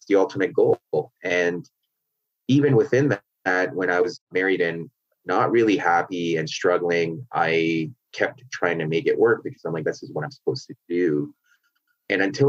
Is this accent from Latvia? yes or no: no; Canada; I grew up in Canada, but my parents are from Pakistan